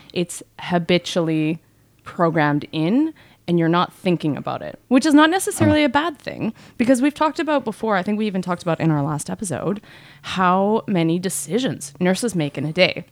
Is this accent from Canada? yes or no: yes; Canada; born or raised there